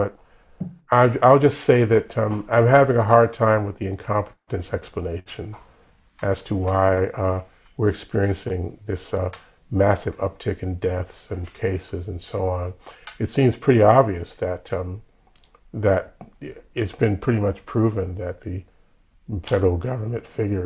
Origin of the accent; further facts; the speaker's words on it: Chicago, Illinois, United States; now in New York, United States; in Chicago, my hometown